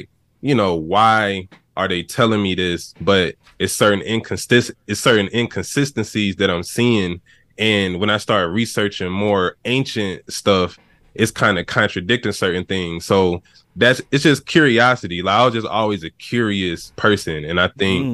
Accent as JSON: {"language": "English", "town": "Atlanta", "region": "Georgia", "country": "United States", "said": "I'm from Atlanta, Georgia"}